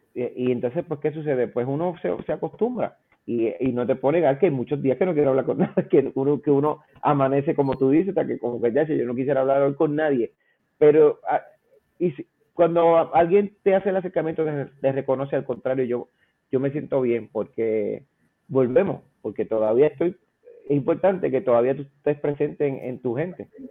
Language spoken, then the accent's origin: Spanish; Aguas Buenas, Puerto Rico; also born or lived in Caguas; yo me crié entre mi pueblo eh, de nacimiento Caguas y Aguas Buenas